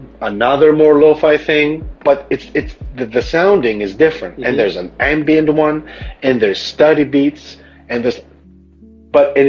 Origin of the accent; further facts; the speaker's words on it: Greece; accent: Greek; I'm almost like losing my American like accent. I go back to the Greekness